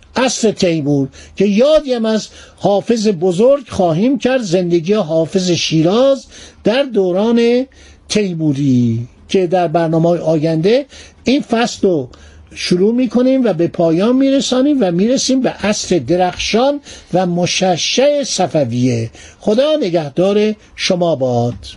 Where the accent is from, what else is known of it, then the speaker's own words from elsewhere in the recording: Iran; من به عنوان یه ایرانی